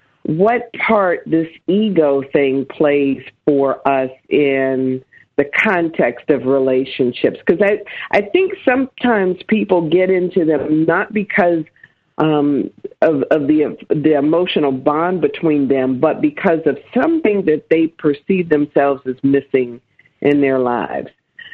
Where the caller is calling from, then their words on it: Cleveland, Ohio, United States; I'm calling from Cleveland, Ohio.